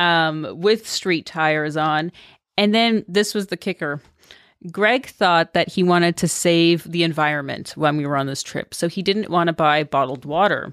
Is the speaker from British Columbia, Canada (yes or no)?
no; Toronto, Ontario, Canada; moved away as an adult; I'm from Toronto. I'm from Canada, in the suburbs.